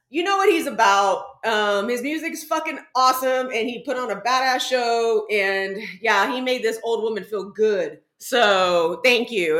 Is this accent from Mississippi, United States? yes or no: no; San Antonio, Texas, United States; now in New York, United States; I grew up in San Antonio, legit, but I went to like high school on farmland, legit.